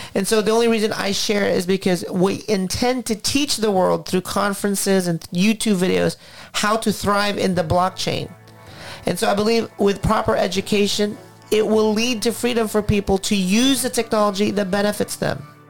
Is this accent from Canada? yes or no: no; Philippines; now in United States; I came from the Philippines, 1984, when my father lost his job